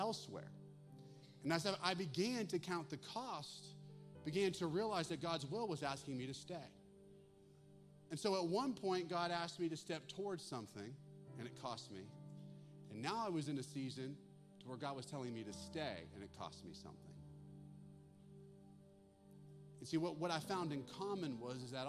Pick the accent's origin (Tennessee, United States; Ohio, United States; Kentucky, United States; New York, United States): Ohio, United States; Western Pennsylvania, Northeast; moved away as an adult; also born or lived in Russellville, Arkansas; I grew up in Northeast Ohio, Western Pennsylvania